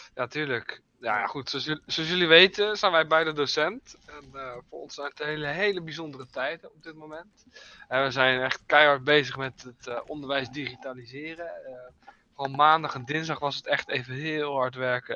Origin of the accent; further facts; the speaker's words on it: Netherlands; ik als Nederlander